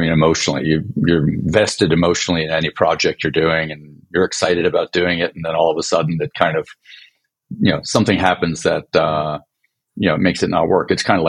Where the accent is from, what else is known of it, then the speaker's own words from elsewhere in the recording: France; born there; also born or lived in Sweden; by background, I was born in France, and my parents are both Swedish, so I spent a lot of time of my life living in Europe